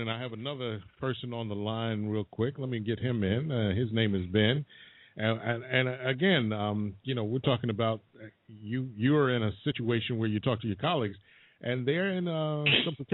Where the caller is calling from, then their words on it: New York City, New York, United States; I'm calling from the Bronx, New York.